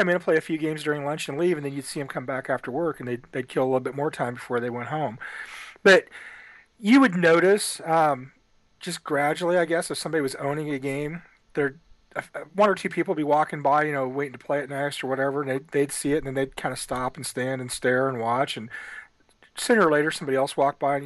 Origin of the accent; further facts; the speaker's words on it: Ottumwa, Iowa, United States; As a kid, I grew up in Ottumwa, Iowa